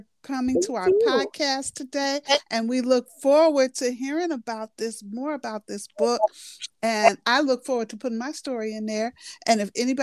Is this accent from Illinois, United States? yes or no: yes; Chicago, Illinois, United States; born and raised in Chicago